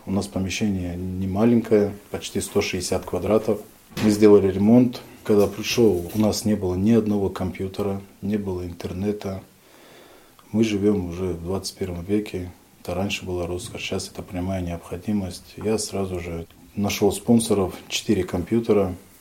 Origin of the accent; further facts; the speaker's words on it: Kizlyar, Dagestan, Russia; moved away as an adult; also born or lived in Izberbash, Dagestan / Saint Petersburg; now in Novorossiysk, Russia; Я родился в Республике Дагестан, в городе Кизляре. В 2014 году переехал в город-герой Новороссийск Краснодарского края.